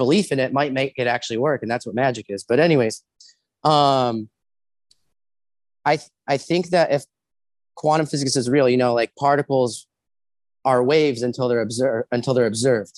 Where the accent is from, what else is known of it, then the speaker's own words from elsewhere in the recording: Ohio, United States; I was born in Ohio.